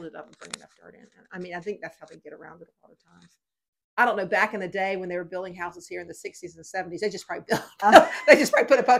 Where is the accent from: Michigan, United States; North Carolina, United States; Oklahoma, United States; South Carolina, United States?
South Carolina, United States; Greenville; now in Pawleys Island, United States; I'm originally from Greenville, South Carolina